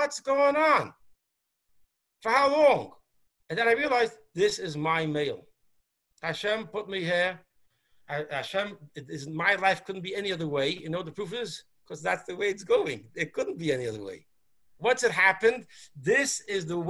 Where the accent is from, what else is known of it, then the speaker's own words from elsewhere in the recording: New York City, New York, United States; I was born in Borough Park. I went to the yeshivas I went